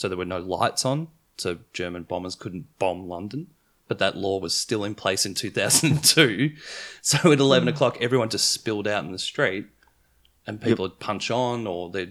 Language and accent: English; Broadmeadows, Victoria, Australia; I am from Broadmeadows